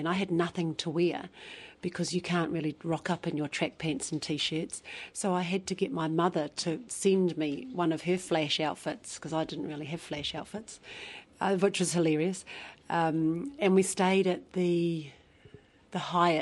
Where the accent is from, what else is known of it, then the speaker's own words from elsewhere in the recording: Taranaki, New Zealand; Here in Taranaki. Right? Taranaki, born and bred